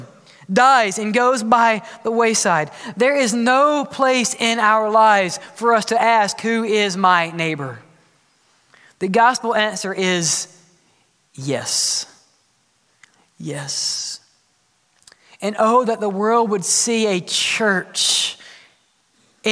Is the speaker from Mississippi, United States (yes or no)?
yes; Mississippi, United States; I grew up in Mississippi